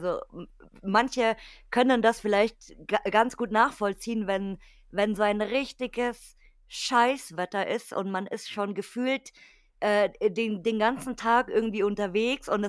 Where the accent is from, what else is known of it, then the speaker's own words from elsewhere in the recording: Bavaria, Germany; Weil bei uns in Bayern ist ja hier ganz klassisch, hier König Ludwig und so, Schloss